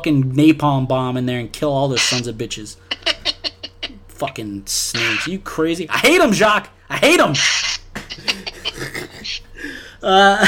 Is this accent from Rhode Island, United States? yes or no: no; New Orleans, Louisiana, United States; also born or lived in Baton Rouge, Louisiana; I'm from New Orleans, and I went to school in Baton Rouge, and I lived in Baton Rouge for 8 years